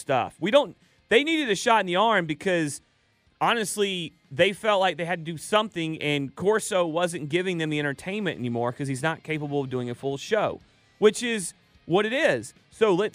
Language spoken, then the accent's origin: English; Dallas, Georgia, United States; accent: Paulding County; I sound like I'm from Paulding County